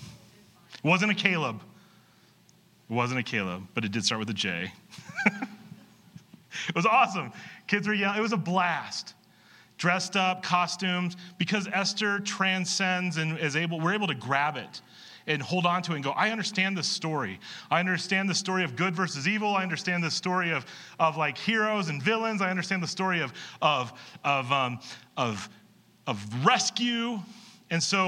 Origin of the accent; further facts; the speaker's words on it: York, Nebraska, United States; In high school, I grew up in York, Nebraska.